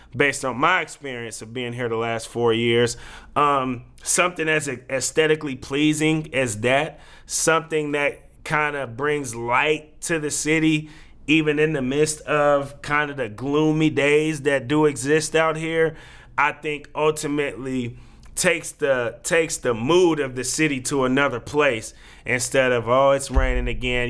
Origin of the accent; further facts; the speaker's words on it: Oakland, California, United States; now in Portland, United States; the team that is in my hometown that gave me childhood memories